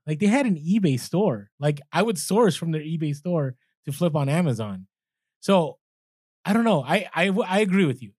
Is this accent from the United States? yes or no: yes; San Francisco, California, United States; I grew up in San Fran